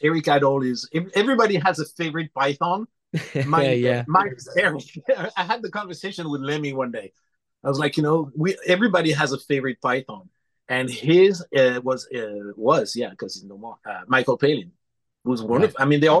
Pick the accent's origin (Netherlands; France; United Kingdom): France; Clermont-Ferrand, Auvergne-Rhône-Alpes; English is a second language; moved away as an adult; now in Los Angeles, United States; I was born in Clermont-Ferrand, which is in the Auvergne region in central France, in the Massif Central, about halfway between Paris and Marseille.